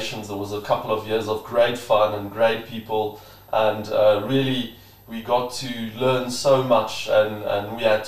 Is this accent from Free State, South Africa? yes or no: yes; Bloemfontein, Free State, South Africa; Was born and raised in Bloemfontein